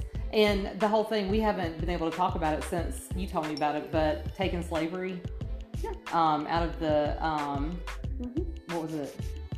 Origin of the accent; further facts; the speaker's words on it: Atlanta, Georgia, United States; moved away; I was raised in Atlanta